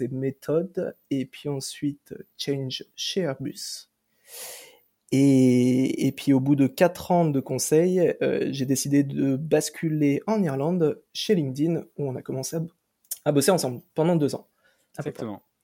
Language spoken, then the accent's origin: French; Brittany, France; moved away as an adult; also born or lived in Toulouse / Ireland; je viens de Bretagne à la base